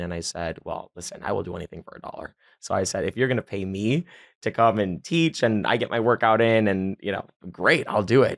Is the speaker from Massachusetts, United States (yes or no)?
no; Miami, Florida, United States; born and raised in Miami, Miami, and all the way through and through